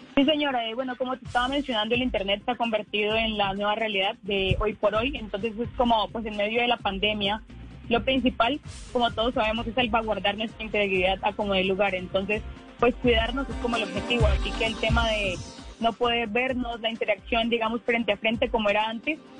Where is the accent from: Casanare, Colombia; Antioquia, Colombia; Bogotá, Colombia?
Casanare, Colombia; Yopal; soy de Yopal Casanare